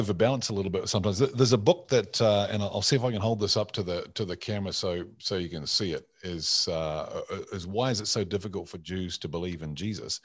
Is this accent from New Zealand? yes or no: yes; New Zealand; I'm a Kiwi.